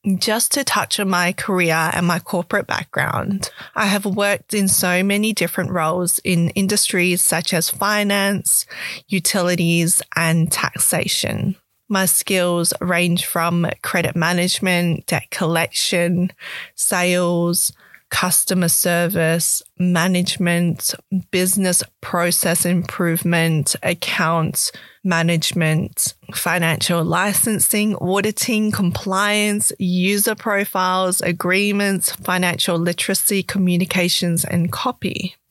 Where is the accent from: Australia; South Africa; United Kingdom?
Australia; Perth, Western Australia; also born or lived in Canberra / Malaysia (ancestry); I was born in Canberra and moved to Perth, Western Australia at the age of five years old